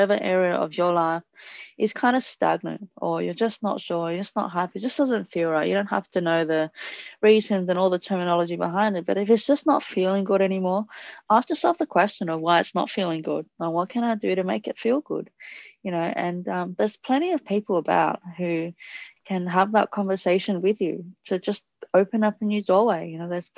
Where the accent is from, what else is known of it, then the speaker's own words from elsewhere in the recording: Italy; also born or lived in Thailand; now in Australia; my parents are Cambodian, I grew up in Italy, and we speak English